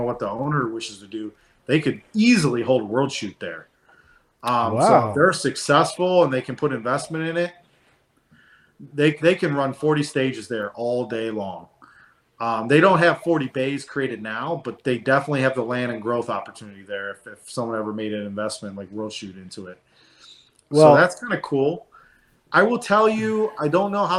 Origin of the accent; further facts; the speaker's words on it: Cleveland, Ohio, United States; I grew up there in Cleveland, Ohio, so it's about an hour and a half away from my mom's house